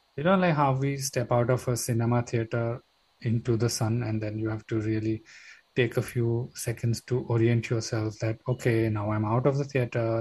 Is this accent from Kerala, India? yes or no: no; Mumbai, Maharashtra, India; I'm a city boy. I was born in Bombay